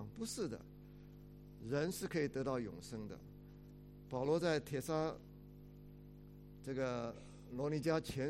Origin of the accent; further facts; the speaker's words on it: China; 我们中国人常常爱讲一句话，说怎么样？人不自私，下一句怎么样？天诛地灭。